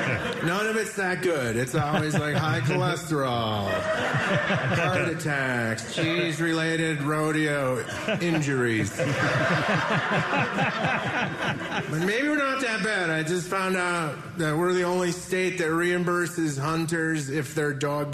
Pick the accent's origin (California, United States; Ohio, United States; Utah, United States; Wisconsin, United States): Wisconsin, United States; Hey, I'm from Wisconsin.